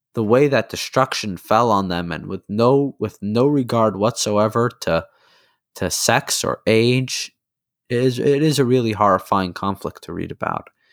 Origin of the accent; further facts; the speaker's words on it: United States; as an American